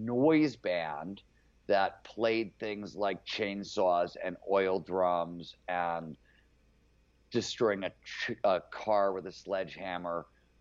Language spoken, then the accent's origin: English; Cleveland, Ohio, United States; I was growing up in Cleveland before there was cable TV there.